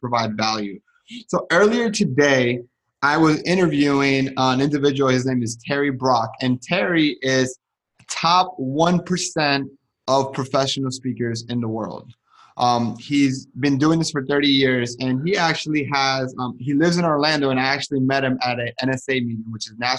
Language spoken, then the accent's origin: English; Colombia; moved away; I'm from Colombia